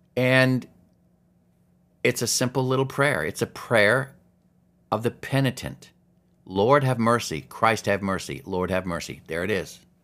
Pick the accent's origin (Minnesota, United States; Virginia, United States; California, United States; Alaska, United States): Alaska, United States; growing up in Alaska